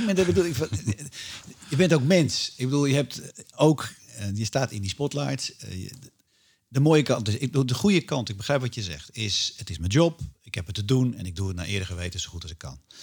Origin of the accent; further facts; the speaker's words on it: Netherlands; als Nederlander